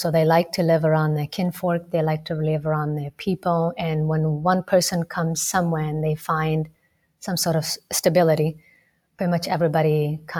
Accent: Rift Valley, Kenya; You know, I grew up in Kenya. I grew up in a very multicultural, multilingual society in a small town in the Rift Valley province.

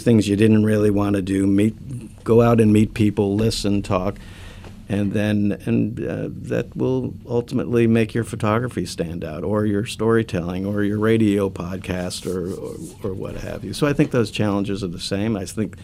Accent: southern Florida, United States; also born or lived in Jersey City, New Jersey; I grew up in a really small town in southern Florida. I was born in Jersey City

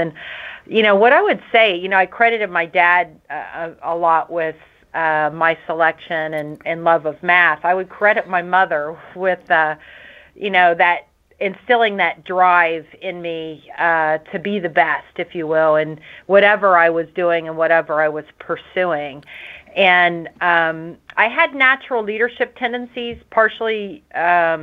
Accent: Nelsonville, Ohio, United States; early days growing up in Nelsonville, Ohio.

